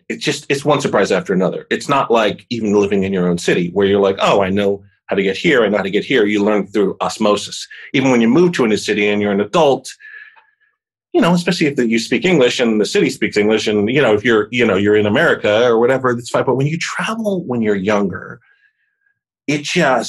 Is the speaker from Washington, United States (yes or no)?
no; Chester, Pennsylvania, United States; I was born and raised in Chester